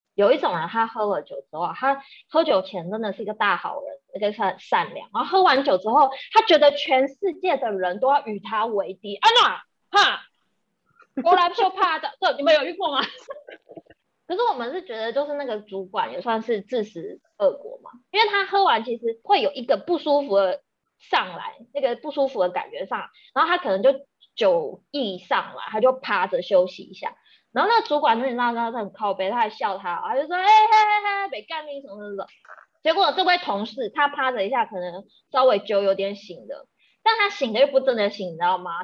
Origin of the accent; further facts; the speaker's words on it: Taiwan; 我们台湾人，就是也，也，有，有比较不好的饮酒文化